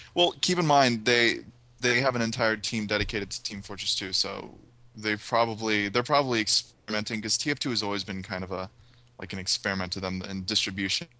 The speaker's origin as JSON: {"language": "English", "country": "United States", "said": "I am American"}